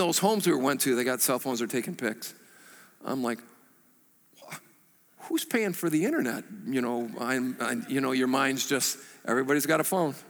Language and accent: English; United States; we as American Christians